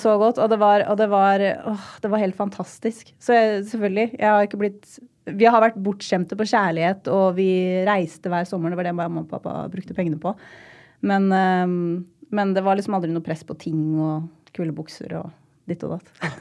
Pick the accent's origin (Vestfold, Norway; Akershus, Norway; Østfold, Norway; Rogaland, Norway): Østfold, Norway; Rakkestad; moved away; jeg hadde en fantastisk oppvekst i Rakstad